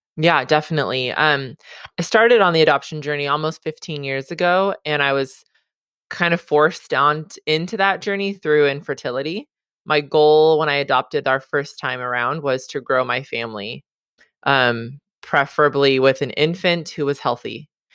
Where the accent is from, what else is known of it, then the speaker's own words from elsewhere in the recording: Southern California, United States; also born or lived in Hawaii; I was born and raised in Southern California.